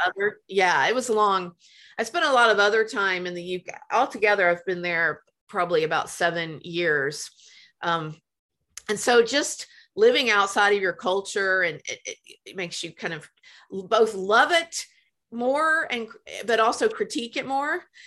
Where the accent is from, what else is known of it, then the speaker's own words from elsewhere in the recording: Memphis, Tennessee, United States; moved away; I grew up in Memphis